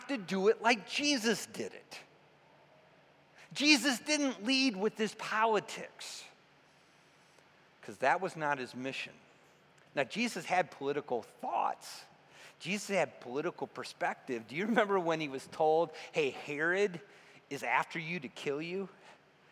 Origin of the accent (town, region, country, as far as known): United States